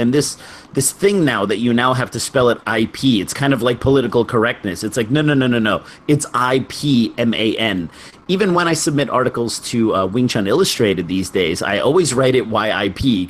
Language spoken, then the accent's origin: English; New York, United States; I'm a New Yorker.